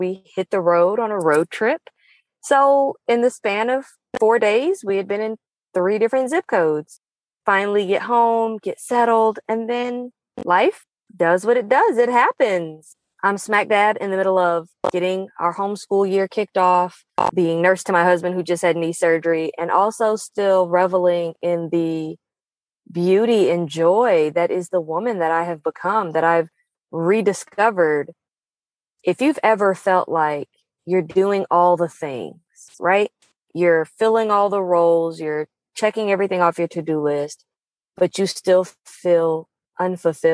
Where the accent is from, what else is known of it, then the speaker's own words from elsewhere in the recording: Pacific Northwest, United States; moved away; the first time I'd visited my hometown since 2015